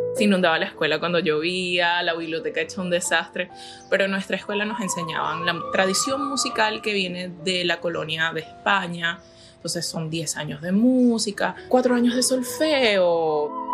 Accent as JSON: {"language": "Spanish", "country": "Venezuela", "moved": "yes", "said": "me gustaría cantar en mi país. Me gustaría que mi país se arreglara. Y me gustaría poder reunirme con mi público venezolano"}